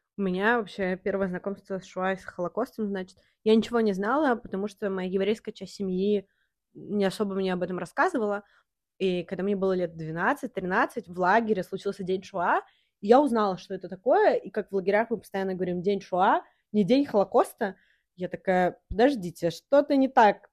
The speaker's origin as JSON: {"language": "Russian", "region": "Saint Petersburg", "country": "Russia", "said": "я из э, России, из города Санкт-Петербург"}